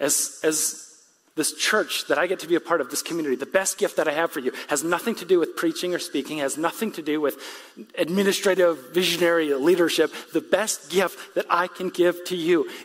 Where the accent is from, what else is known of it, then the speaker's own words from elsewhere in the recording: West Michigan, United States; I'm from West Michigan